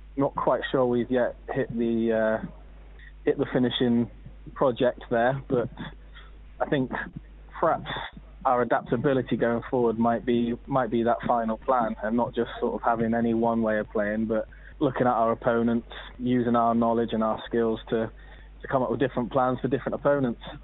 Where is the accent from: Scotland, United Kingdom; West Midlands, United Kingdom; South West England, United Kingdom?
South West England, United Kingdom; Minehead; moved away as an adult; also born or lived in America; now in Exeter, United Kingdom; went back to my hometown team of Minehead